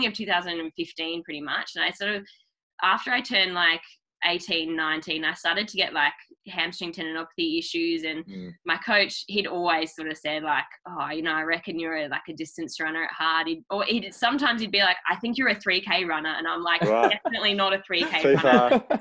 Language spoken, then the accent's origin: English; Launceston, Tasmania, Australia; I'm from Launceston. So yeah, Launceston, Tasmania.